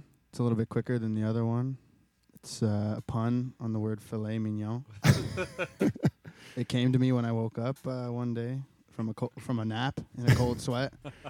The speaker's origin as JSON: {"language": "English", "town": "Brantford", "region": "Ontario", "country": "Canada", "tie": "born or raised there", "said": "I was born in Brantford."}